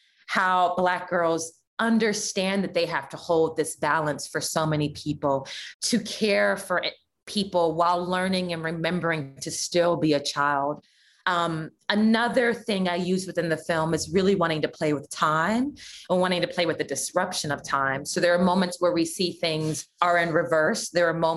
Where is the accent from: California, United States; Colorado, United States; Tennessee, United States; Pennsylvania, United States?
California, United States; Los Angeles; I grew up in Leimert Park and then in Jefferson Park